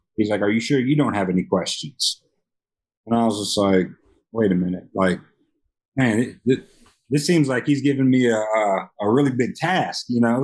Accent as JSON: {"language": "English", "town": "Memphis", "region": "Tennessee", "country": "United States", "tie": "born or raised there", "moved": "yes", "lives_now": "Las Vegas, United States", "said": "born and raised in Memphis, Tennessee."}